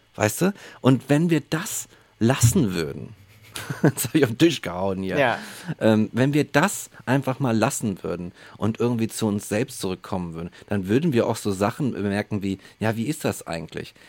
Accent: Germany; bei uns in Deutschland

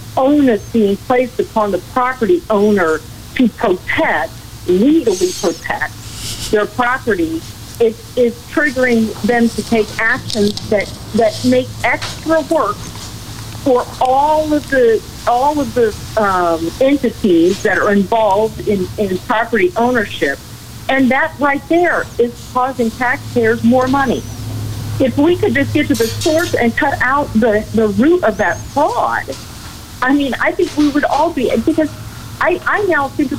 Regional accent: Illinois, United States; I'm from Illinois

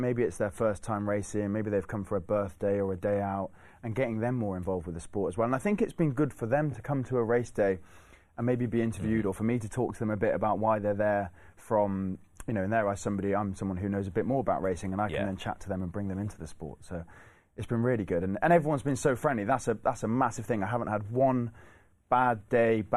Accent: Cheltenham, South West England, United Kingdom; I was born in Cheltenham. Cheltenham was kind of where I found my love for racing

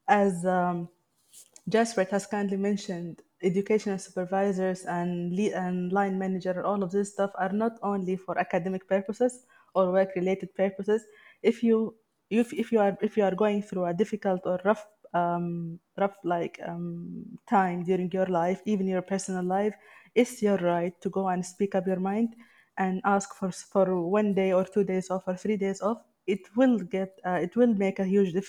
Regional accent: Sudan; moved away

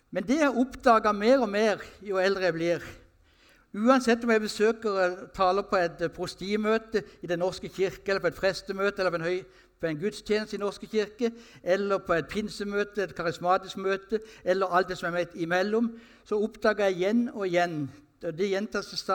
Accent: Sørlandet, Norway; jeg er sørlending

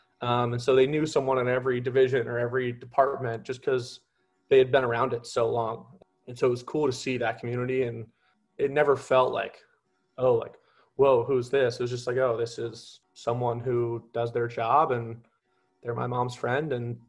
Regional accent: Sacramento, California, United States; also born or lived in Seattle; I am from Sacramento, California. I grew up around Capitol politics and was just seeing that all around me as a kid. I went to the University of Washington in Seattle where I studied political science.

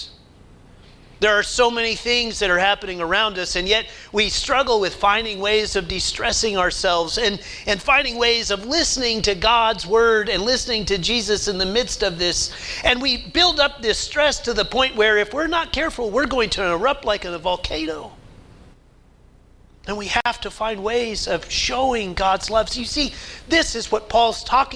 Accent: Oklahoma, United States; I grew up in Oklahoma

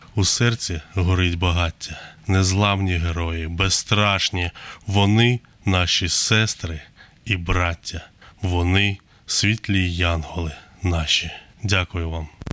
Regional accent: Nikopol, Dnipropetrovsk Oblast, Ukraine; Я з міста Нікополь

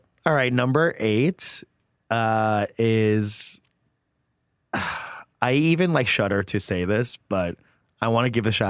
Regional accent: New York, United States; also born or lived in San Francisco / Ann Arbor; now in Chicago, United States; Because I'm from New York.

